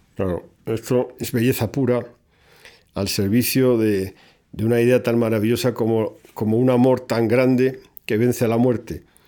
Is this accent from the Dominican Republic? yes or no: no; Spain; en mi país